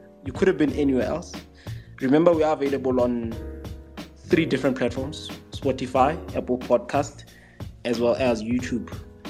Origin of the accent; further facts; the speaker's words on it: South Africa; As a South African football follower, I would like to say thank you to him for giving us this opportunity.